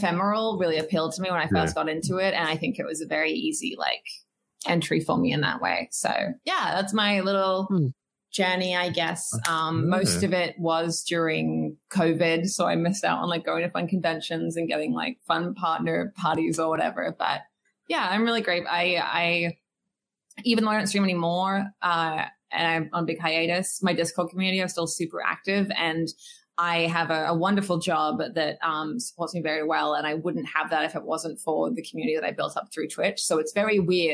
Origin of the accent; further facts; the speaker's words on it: Australia; I'm a Quaker and I'm Australian